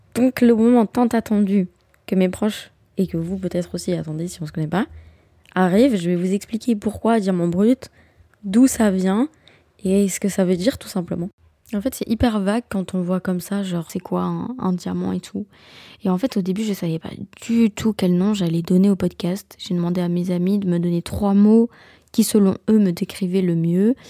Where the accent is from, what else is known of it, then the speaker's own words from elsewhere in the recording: Belgium; Je suis belge